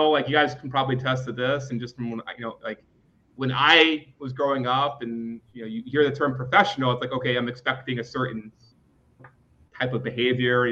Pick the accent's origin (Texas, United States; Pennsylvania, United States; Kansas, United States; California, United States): Pennsylvania, United States; Philadelphia; growing up in West Philadelphia